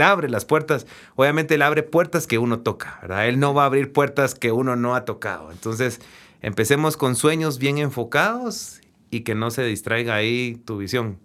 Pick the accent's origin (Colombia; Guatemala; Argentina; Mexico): Guatemala; De Guatemala